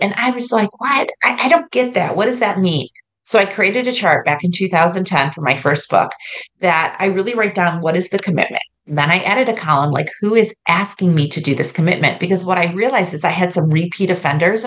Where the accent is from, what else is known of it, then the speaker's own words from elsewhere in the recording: New York, United States; moved away as an adult; now in Ohio, United States; I grew up in New York